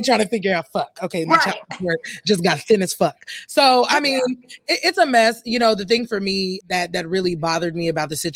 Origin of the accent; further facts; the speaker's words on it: Deep South, United States; I'm from the Deep South